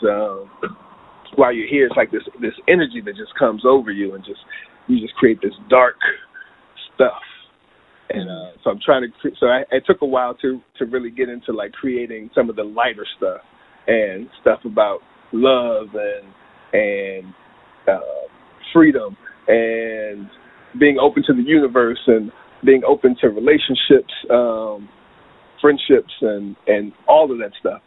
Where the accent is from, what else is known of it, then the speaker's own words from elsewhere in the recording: Charlottesville, Virginia, United States; moved away; also born or lived in Los Angeles; my hometown was Charlottesville, Virginia, uh, smack dab in the middle of Virginia